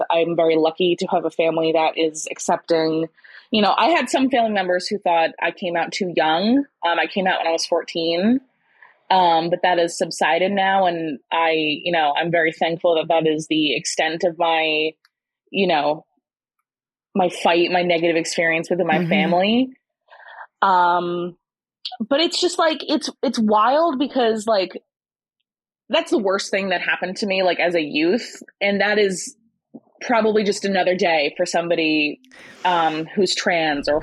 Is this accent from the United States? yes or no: yes; Sussex County, New Jersey, United States; growing up in Sussex County